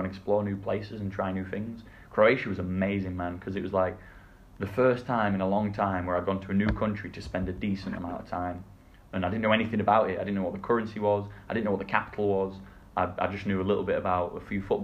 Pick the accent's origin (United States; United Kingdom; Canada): United Kingdom; England; moved away; being English